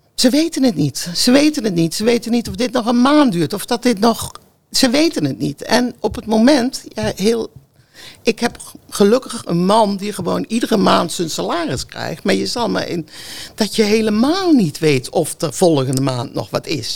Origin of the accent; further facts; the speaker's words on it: North Brabant, Netherlands; moved away as an adult; now in Gouda, Netherlands; ik kom uit Brabant